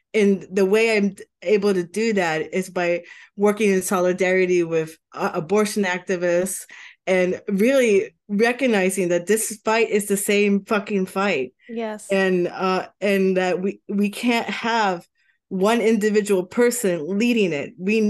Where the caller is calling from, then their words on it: Washington, District of Columbia, United States; Washington DC, Trinidad area is a great area. I've been living here for like 9 months